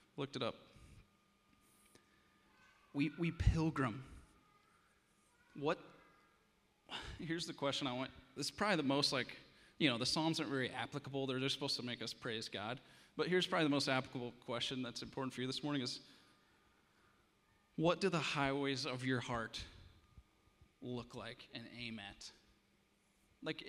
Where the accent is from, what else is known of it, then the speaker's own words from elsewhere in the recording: Iowa, United States; I'm from Iowa